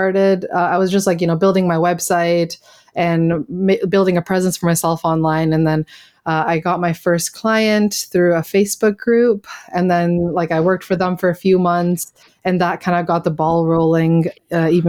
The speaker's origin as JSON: {"language": "English", "country": "Canada", "moved": "as an adult", "said": "I'm Canadian"}